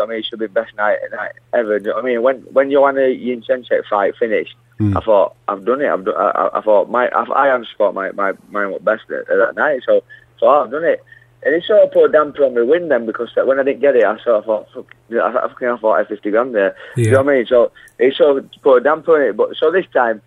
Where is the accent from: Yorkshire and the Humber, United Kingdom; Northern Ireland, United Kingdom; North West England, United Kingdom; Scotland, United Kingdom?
Yorkshire and the Humber, United Kingdom; I'm a Yorkshire lad, and London's not my hometown